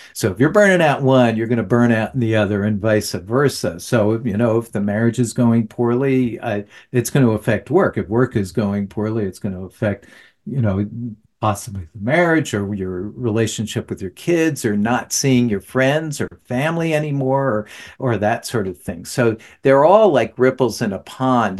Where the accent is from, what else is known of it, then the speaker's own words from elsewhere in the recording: New Jersey, United States; moved away; also born or lived in the South; I'm from New Jersey originally